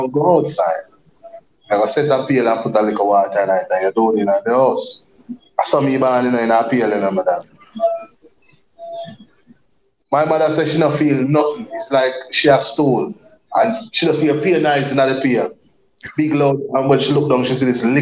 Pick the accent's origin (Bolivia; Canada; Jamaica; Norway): Jamaica; Spanish Town, Saint Catherine; also born or lived in Saint Mary, Jamaica; I grew up in Spanish Town, mm-hmm. you know, but I was born in St. Mary.